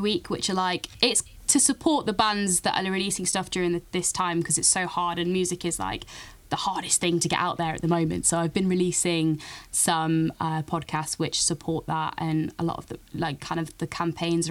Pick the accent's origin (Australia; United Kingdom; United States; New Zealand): United Kingdom; Nottingham, East Midlands; moved away as an adult; also born or lived in Cardiff; So I'm actually from Nottingham originally, and then I went to uni in Cardiff